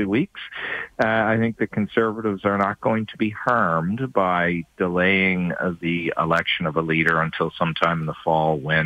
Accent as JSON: {"language": "English", "region": "Eastern Canada", "country": "Canada", "said": "I'm from the East"}